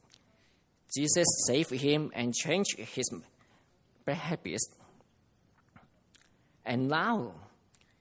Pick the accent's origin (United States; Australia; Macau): Macau; I come from Macau